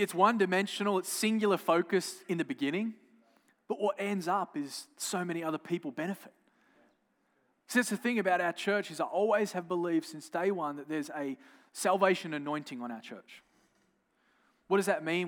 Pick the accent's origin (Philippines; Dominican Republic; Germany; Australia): Australia; I'm from Australia